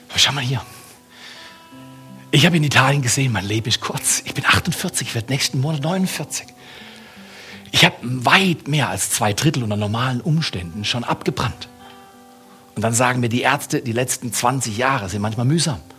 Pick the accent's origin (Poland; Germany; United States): United States; Ich komme aus Amerika, habe in Amerika studiert.